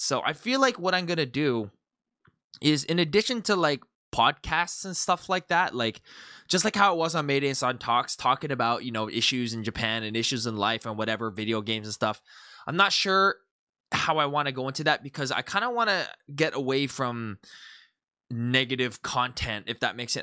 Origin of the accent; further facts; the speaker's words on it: Canada; moved away; I'm from Canada